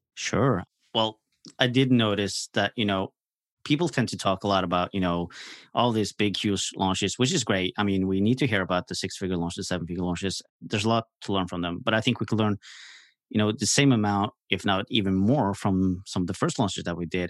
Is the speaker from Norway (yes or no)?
yes; Norway; I'm from Norway, so I'm across the pond